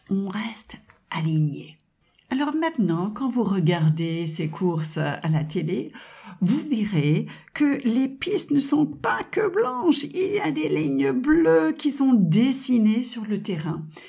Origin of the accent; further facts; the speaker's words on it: United States; French is a second language; now in France; Vous avez certainement entendu mon petit accent charmant. Je suis de double nationalité américaine et française